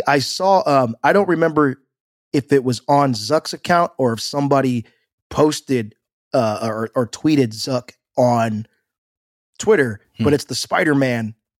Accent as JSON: {"language": "English", "town": "Omaha", "region": "Nebraska", "country": "United States", "tie": "born or raised there", "said": "I'm going to give a shout out to all my people that I grew up with in the Omaha area, because they are going to know what I'm talking about."}